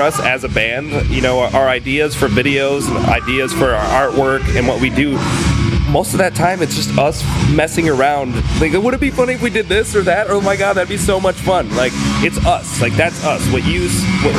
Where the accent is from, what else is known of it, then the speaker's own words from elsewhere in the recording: Southfield, Michigan, United States; also born or lived in Detroit, Michigan; the neighborhood I grew up in, which was Southfield and Beverly Hills, is a good 10-minute drive from the actual city limit of Detroit.